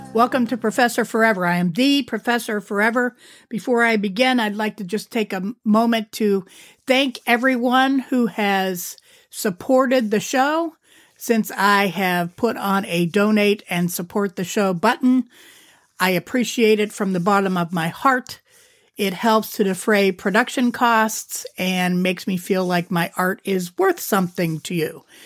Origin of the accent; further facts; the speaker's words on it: Youngstown, Ohio, United States; also born or lived in Akron, Ohio; we moved from Akron to Youngstown